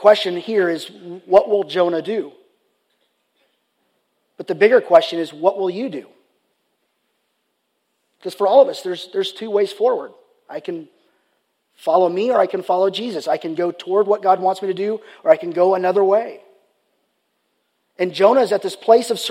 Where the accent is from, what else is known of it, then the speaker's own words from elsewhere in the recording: Richardson, Texas, United States; the high school where I grew up at, Richardson High School